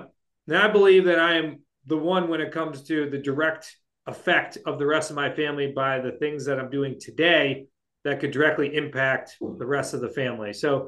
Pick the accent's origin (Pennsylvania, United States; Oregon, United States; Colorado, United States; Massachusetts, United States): Massachusetts, United States; Shrewsbury; I am not moving back to Shrewsbury, Massachusetts until we live on the other side of town